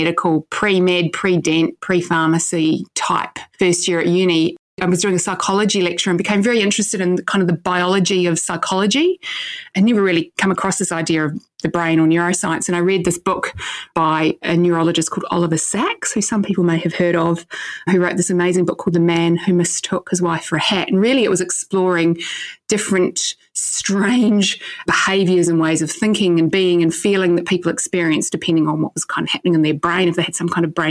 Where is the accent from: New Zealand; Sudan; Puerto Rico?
New Zealand; growing up in New Zealand back in the 80s